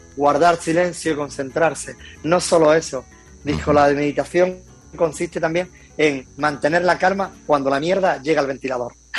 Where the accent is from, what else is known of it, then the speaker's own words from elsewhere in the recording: Loja, Andalusia, Spain; moved away as an adult; now in Málaga, Spain; Soy de un pueblecito, nacido en Loja, que es un pueblecito de, de Granada. Después me vine a Málaga hasta los cuatro años y por motivo de trabajo de mi padre y después volví a Granada